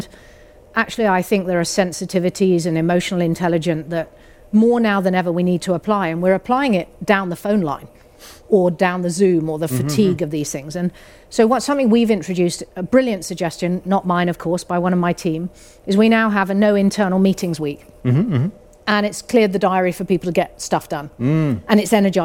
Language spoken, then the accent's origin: English; United Kingdom; we're British